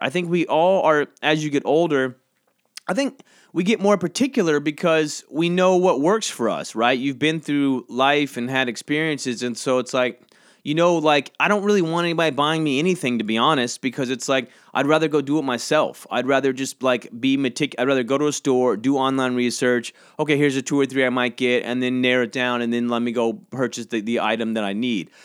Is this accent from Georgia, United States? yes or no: yes; Georgia, United States; now in New York City, United States; I grew up in Georgia, and now I live in New York